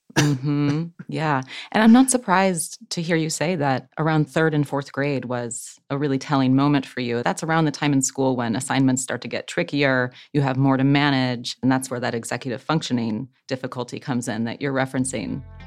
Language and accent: English; Ohio, United States; I'm from Ohio, so from the same area